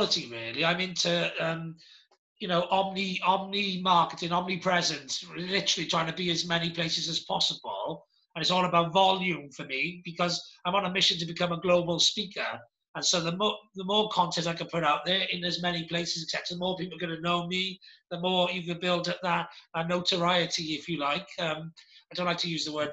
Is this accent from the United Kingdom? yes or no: yes; Welsh, Wales, United Kingdom; accent: Welsh twang